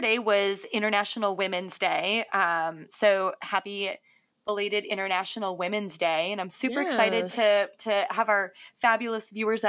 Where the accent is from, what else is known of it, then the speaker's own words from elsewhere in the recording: Greendale, Wisconsin, United States; I grew up in Milwaukee. I grew up in a small suburb called Greendale.